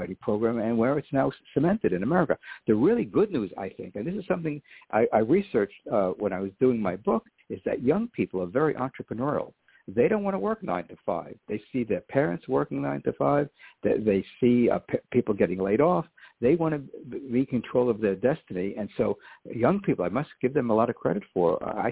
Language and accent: English; New York City, New York, United States; I started public school in the Bronx, when we moved from Lower Manhattan